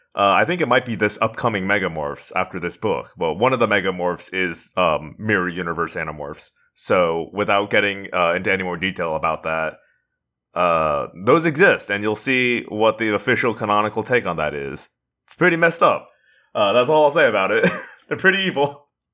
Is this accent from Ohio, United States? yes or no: no; Indiana, United States; I'm from Indiana